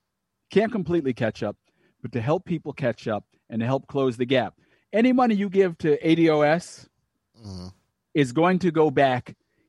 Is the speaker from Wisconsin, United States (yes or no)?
no; Long Island, New York, United States; born or raised there; also born or lived in Miami